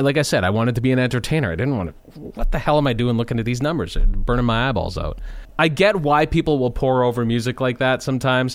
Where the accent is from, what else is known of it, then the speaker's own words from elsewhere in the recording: Lanigan, Saskatchewan, Canada; I'd grown up in Lanigan, Uh, that's my hometown, just a small little town outside of Saskatoon